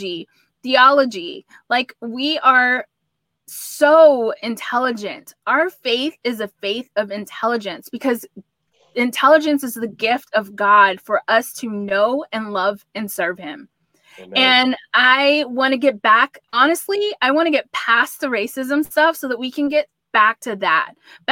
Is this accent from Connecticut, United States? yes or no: no; Texas, United States; I'm a Texan, so obviously I love Texas more.